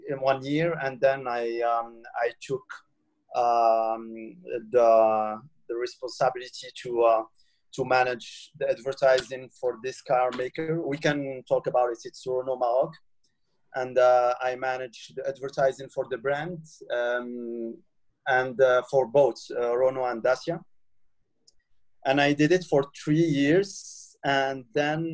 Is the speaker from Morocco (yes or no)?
yes; Morocco; I grew up in Morocco